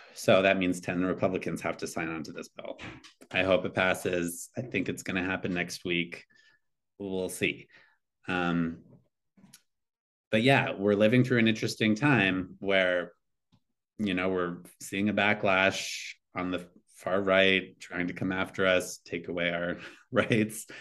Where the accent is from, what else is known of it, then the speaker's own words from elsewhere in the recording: Eastern Montana, United States; moved away; growing up in Eastern Montana